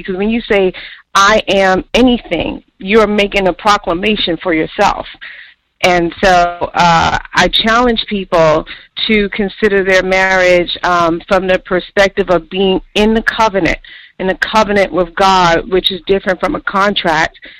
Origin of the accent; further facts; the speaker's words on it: New York, United States; moved away; I'm from New York